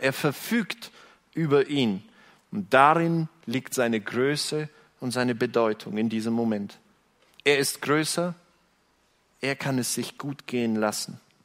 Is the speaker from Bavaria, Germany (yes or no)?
yes; Günzburg, Bavaria, Germany; ich bin Bayer. Ich komme nicht von hier, ich komme von dort, jenseits der Grenze